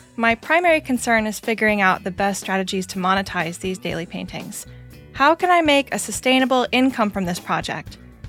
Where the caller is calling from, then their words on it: Santa Fe, New Mexico, United States; I'm reaching out from Santa Fe, New Mexico.